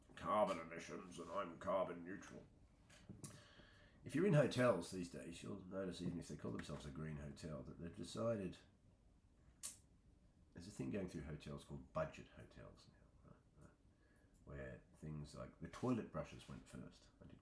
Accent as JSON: {"language": "English", "country": "Australia", "tie": "born or raised there", "also_born_or_lived": "Wiltshire", "moved": "yes", "said": "growing up in Australia as an artist"}